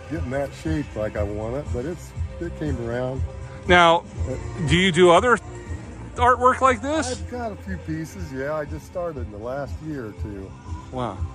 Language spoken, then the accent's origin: English; Keota, Iowa, United States; I'm from Keota